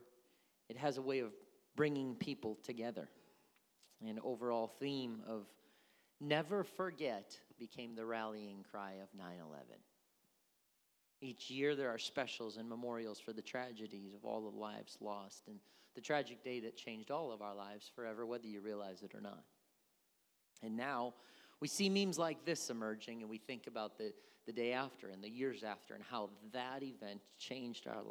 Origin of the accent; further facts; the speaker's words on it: United States; I am an American